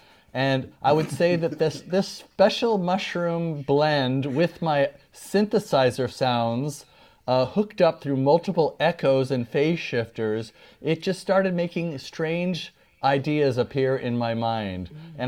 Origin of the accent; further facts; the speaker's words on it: New York City, New York, United States; I was born in New York and all my family members are from Brooklyn and the Bronx.